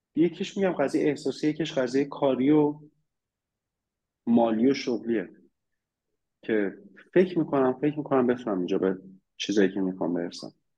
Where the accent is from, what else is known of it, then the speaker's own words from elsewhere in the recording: Iran; moved away as an adult; now in Cyprus; من هر جای دنیا باشم صد درصد یه ایرانی هم